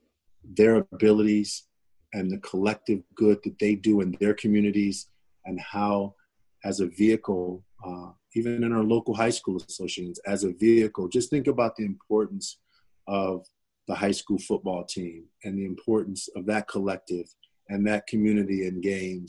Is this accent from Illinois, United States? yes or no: yes; Chicago, Illinois, United States; I come from Chicago